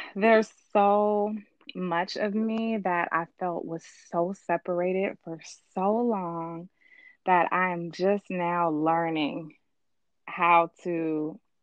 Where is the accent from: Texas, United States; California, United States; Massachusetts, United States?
California, United States; Richmond; I grew up in Richmond